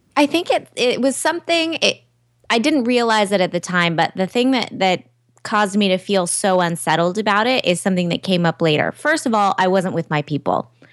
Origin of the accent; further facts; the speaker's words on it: Southern California, United States; also born or lived in New York; I'm from Southern California